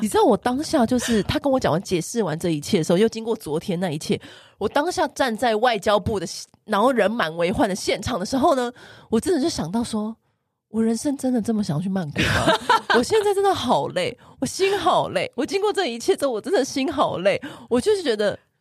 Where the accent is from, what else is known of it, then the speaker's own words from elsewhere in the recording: Taipei, Taiwan; 因为我是台北人嘛，我很少就是去南部返乡